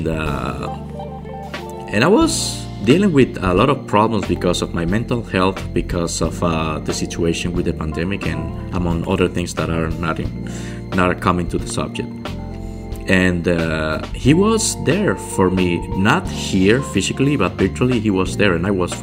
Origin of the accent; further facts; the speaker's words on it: Cuba; moved away as an adult; now in Montreal, Canada; I'm from Cuba originally. And I'm living in Montreal, Canada.